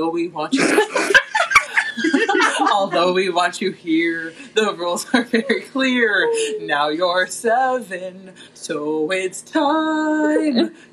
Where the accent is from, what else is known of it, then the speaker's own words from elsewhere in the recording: New Jersey, United States; I'm from New Jersey.